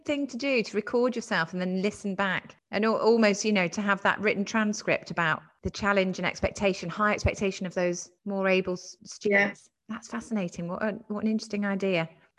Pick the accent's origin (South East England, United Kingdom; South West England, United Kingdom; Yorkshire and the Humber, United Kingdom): South West England, United Kingdom; Dorset; I grew up in Dorset